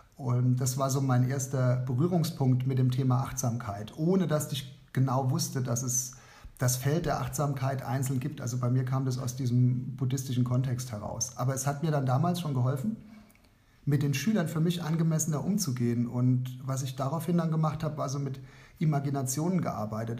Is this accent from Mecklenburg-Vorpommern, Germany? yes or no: no; Kaiserslautern, Rhineland-Palatinate, Germany; Ich bin aus Kaiserslautern, bin dort ähm, Lehrer an einer Realschule Plus